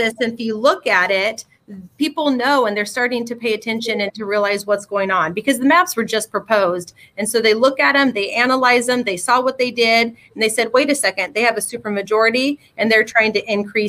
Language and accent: English; Oregon, United States; we're from Oregon. And they're like, oh, Portland. And I'm like, no, we're not from Portland. We're an hour south of Portland, right?